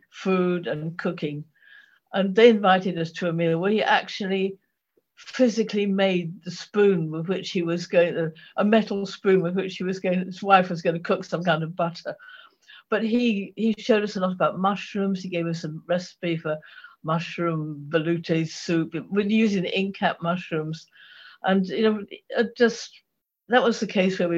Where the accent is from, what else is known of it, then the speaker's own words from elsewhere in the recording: Ipswich, East of England, United Kingdom; now in Norfolk, United Kingdom; I, I grew up in Suffolk